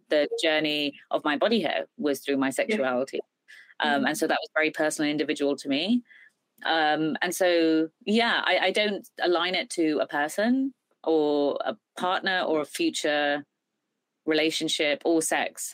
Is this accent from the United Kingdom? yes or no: yes; United Kingdom; I'm British Indian